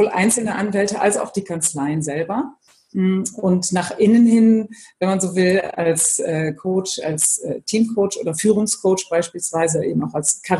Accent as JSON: {"language": "German", "region": "Bremen", "country": "Germany", "tie": "born or raised there", "also_born_or_lived": "Brussels / Frankfurt / Hamburg", "said": "in Brüssel und in Frankfurt, über Hamburg dann wieder nach Bremen gekommen. Also bin meiner Heimat treu geblieben."}